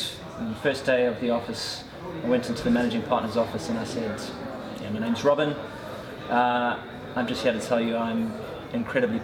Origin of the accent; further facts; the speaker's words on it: South Africa; moved away; tough from the accent, I grew up in South Africa